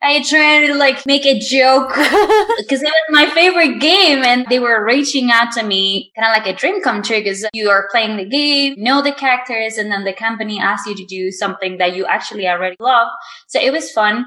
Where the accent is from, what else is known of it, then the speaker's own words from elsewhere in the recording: Mexico; my hometown which is very small. I live in a very small town in Mexico.